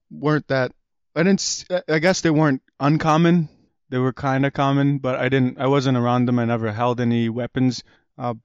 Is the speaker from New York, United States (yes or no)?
yes; Rochester, New York, United States; born or raised there; English is a second language; also born or lived in Kabul, Afghanistan / Pakistan / Pittsford, New York